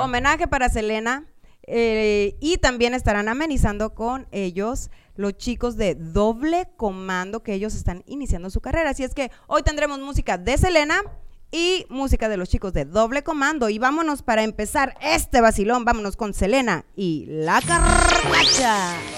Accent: Puerto Peñasco, Sonora, Mexico; somos de Peñasco las dos

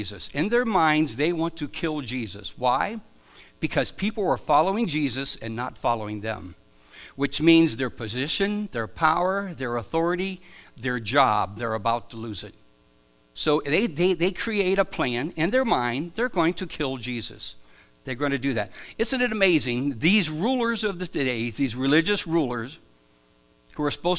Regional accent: Stone Creek, Ohio, United States; also born or lived in Akron, Ohio / Dover, Ohio; I was born in Akron, Ohio. I grew up near on a farm near Stone Creek, Ohio, and I've spent most of my adult life in Dover, Ohio.

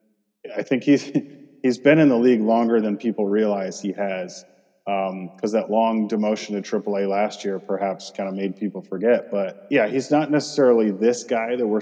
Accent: Michigan, United States; I grew up in Michigan

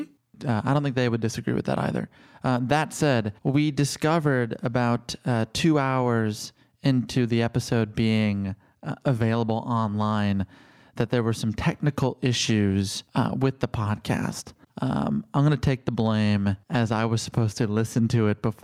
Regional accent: Chicago, Illinois, United States; I'm from Chicago

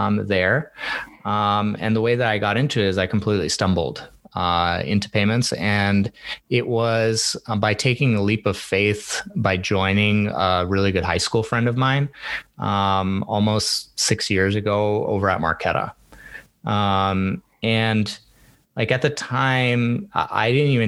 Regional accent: Minnesota, United States; moved away as an adult; also born or lived in San Francisco, United States / United Arab Emirates; we were thinking about moving back to the Midwest, where I'm actually from Minnesota

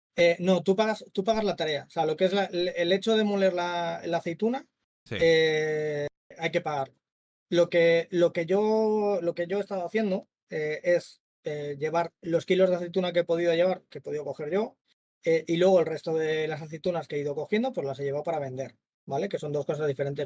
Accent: Madrid, Community of Madrid, Spain; now in Málaga, Spain; yo soy de Madrid, pero vivo en Málaga ahora

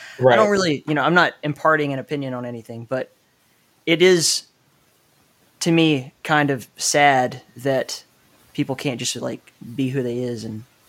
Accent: Southeast, United States; I mean, I grew up in the Southeast too

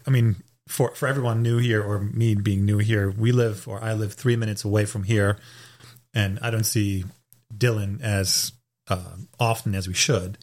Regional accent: Hamburg, Germany; English is a second language; moved away as an adult; also born or lived in Raleigh, North Carolina, United States; now in United States; I'm born and raised in Germany in the northern part in Hamburg, lived there for 26 years of my life

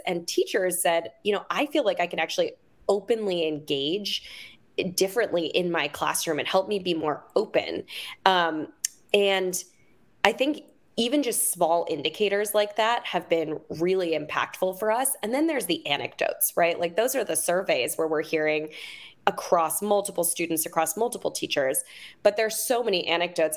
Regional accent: Oakland, California, United States; I'm originally from Oakland.

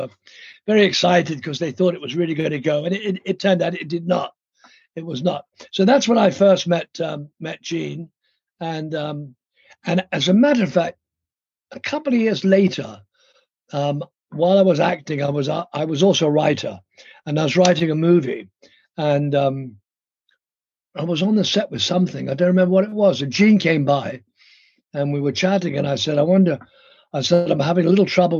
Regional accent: London, United Kingdom; moved away; I grew up in London with wonderful parents

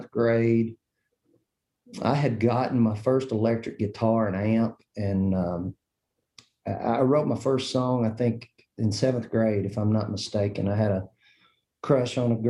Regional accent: Kentucky, United States; I grew up in Kentucky

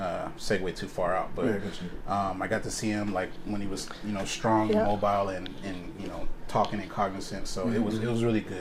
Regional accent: the Northwest, Pacific Northwest, United States; also born or lived in Arkansas; eventually made it our way to the Northwest. Okay. This is where I spent the majority of my life.

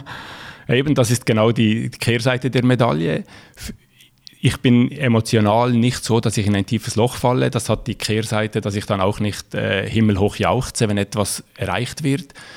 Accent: Valais, Switzerland; accent: Valais; now in Rotkreuz, Switzerland; ursprünglich äh, bin ich aus dem Wallis, darum auch mein äh, Akzent in, de, in, der hochdeutschen Sprache

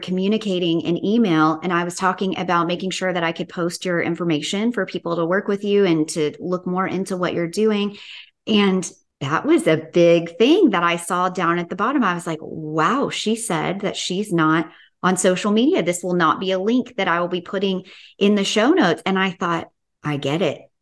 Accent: Tennessee, United States; I'm from Tennessee

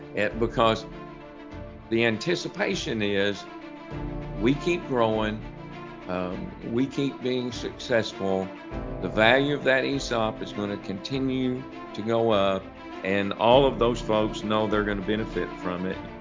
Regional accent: Piggott, Arkansas, United States; I had been working at a, a grocery store in my hometown of Piggott

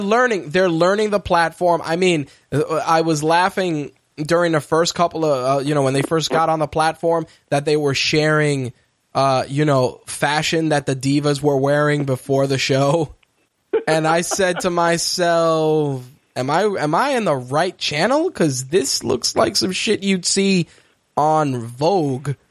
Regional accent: New York, United States; as a New Yorker

